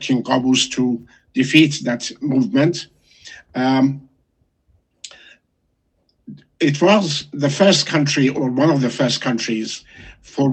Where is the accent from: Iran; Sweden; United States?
Iran; Shiraz, Fars; moved away as an adult; also born or lived in Leeds, United Kingdom / Hull, United Kingdom / Cambridge, United Kingdom; now in United Kingdom; I was born in Shiraz, a beautiful city near Persepolis, the ancient capital of the Achaemenids.